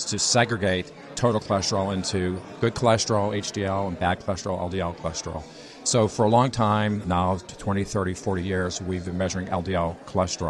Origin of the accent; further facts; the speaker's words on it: Pittsburgh, Pennsylvania, United States; now in Bethesda, Maryland, United States; I'm actually originally from Pittsburgh